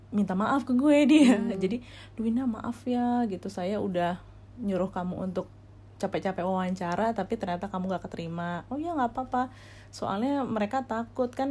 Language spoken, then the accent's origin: Indonesian; Indonesia; Dan dulu gue sih sempat ngerasa apa gara-gara gue dari Indonesia